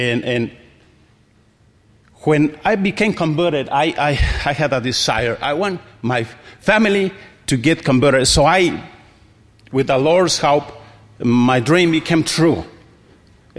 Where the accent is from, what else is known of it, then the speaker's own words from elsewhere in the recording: Ixtlán, Michoacán, Mexico; Ixtlan is my hometown.